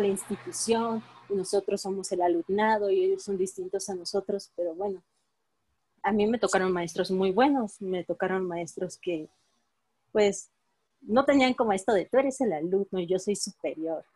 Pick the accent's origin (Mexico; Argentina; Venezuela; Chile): Mexico; Villahermosa, Tabasco; moved away; yo soy de Villahermosa, Tabasco. sí, vengo muy